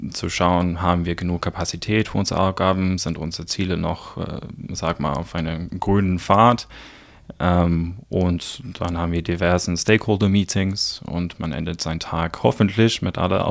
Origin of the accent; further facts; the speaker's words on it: South Africa; German is a second language; now in Germany; ich komme ursprünglich aus Südafrika, aus einem kleinen Dorf, es nennt sich Neisner. Sehr komisch geschrieben, einfach ausgesprochen. Ähm, ich bin ungefähr seit zehn Jahren in Deutschland.